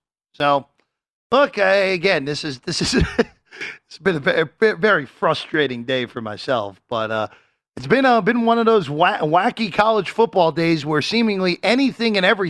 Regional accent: New Jersey, United States; the battle of my home state.

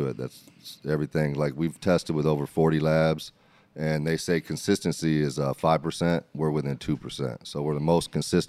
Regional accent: Berrien Springs, Michigan, United States; moved away as an adult; now in Oklahoma City, United States; I was born in Michigan, Bering Springs, Michigan. I was raised there until I was 18, and then I moved to Oklahoma City after that.

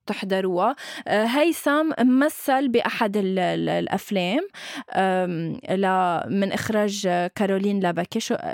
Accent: Syria; بس بتعرف إنه أنا سوري

